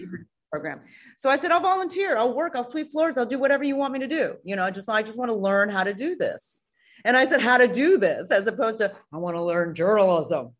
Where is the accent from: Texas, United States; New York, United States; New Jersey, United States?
New York, United States; New York City; moved away as an adult; also born or lived in Singapore / Boston; now in Los Angeles, United States; when I was seven, I, I moved to the United States. I, I moved to New York